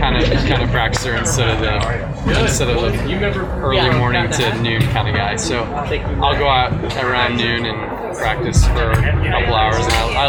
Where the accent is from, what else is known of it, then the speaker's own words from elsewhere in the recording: San Antonio, Texas, United States; also born or lived in Charleston; I grew up in San Antonio.